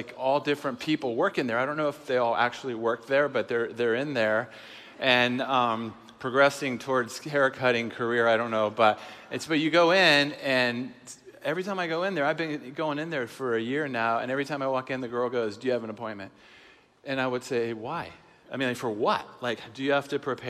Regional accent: Seattle, Washington, United States; we're from Seattle. It's a progressive city.

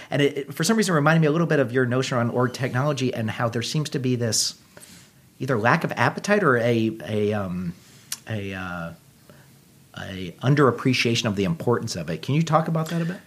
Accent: Texas, United States; moved away; I, I grew up in Texas originally

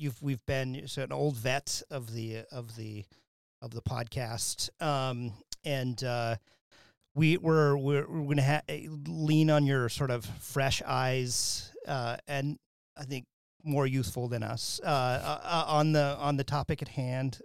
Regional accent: Wyoming, United States; moved away; when I grew up in Wyoming

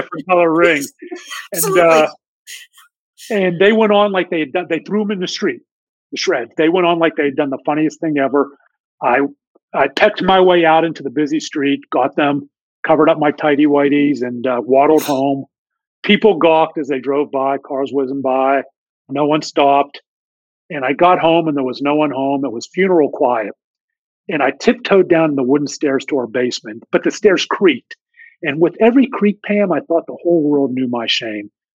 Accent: Pittsburgh, Pennsylvania, United States; now in Dallas, United States; I grew up in Pittsburgh, PA, born and raised

